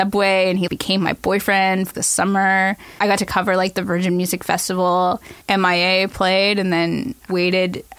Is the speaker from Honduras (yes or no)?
no; Toronto, Ontario, Canada; I was born in St. Michael's Hospital in 1986.